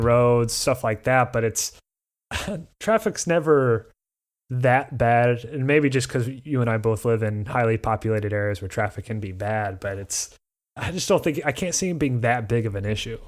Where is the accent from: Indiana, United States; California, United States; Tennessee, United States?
Indiana, United States; near Indianapolis, United States; my hometown is four times the size of that, and it's not a, you know, there would be no tourists to ever stay there other than for concerts or close to downtown Indianapolis